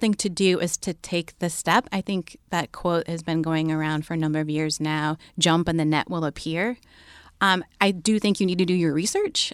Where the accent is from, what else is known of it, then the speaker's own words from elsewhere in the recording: Bay Area, California, United States; they moved out to California, the Bay Area. They quickly dropped that whole hippie thing and had, um, a bunch of kids and stuff. But they raised my siblings